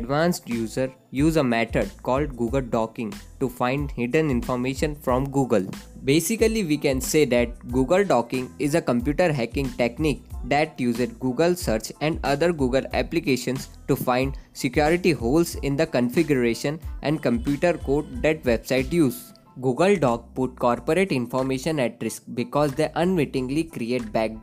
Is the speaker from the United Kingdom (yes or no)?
no; Indore, Madhya Pradesh, India; I am from Indore itself. I have done my schooling from Daisy Dale School, Indore.